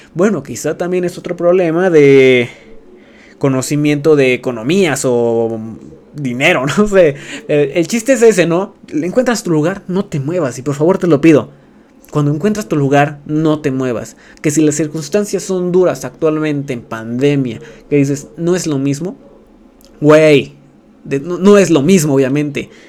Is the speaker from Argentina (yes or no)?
no; Mexico; siendo streamer mexicano